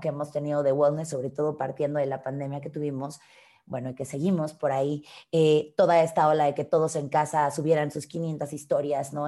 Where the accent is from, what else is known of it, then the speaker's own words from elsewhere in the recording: Mexico; soy una mujer mexicana de casi 32 años